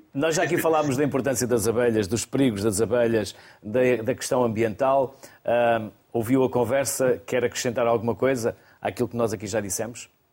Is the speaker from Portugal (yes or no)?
yes; Portugal; eu sou da região de Basto